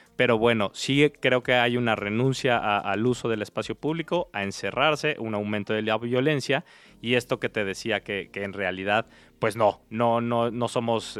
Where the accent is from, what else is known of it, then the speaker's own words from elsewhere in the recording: Mexico City, Mexico; crecí en, en, Tepepan, al sur de la Ciudad de ah, México